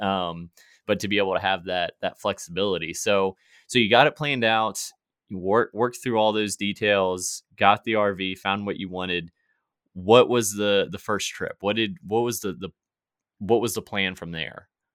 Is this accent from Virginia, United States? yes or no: yes; Virginia, United States; moved away; I was from Virginia